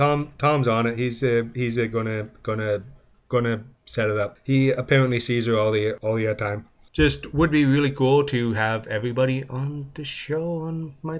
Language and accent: English; London, Ontario, Canada; my hometown, London, Ontario